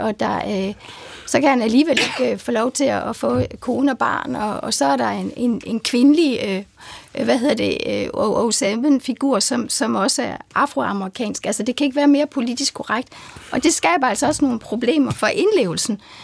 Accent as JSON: {"language": "Danish", "town": "Horsens", "region": "Central Denmark Region", "country": "Denmark", "said": "jeg kommer fra Horsens"}